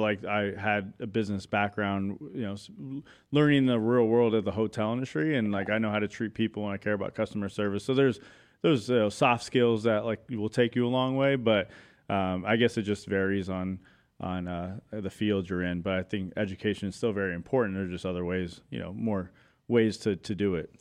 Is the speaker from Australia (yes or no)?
no; Chandler, Arizona, United States; I was born and raised in Arizona, Chandler, East Valley boy